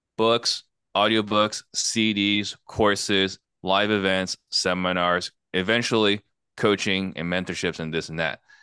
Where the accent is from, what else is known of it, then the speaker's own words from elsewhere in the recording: Arizona, United States; also born or lived in Italy / California; everything I know is Arizona. So I'm American through and through